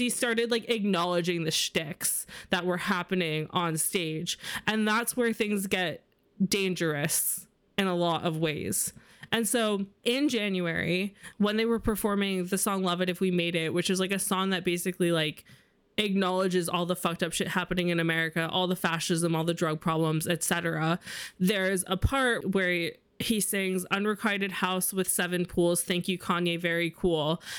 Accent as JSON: {"language": "English", "region": "New York", "country": "United States", "tie": "born or raised there", "said": "I grew up in New York where it's very normal to be Jewish"}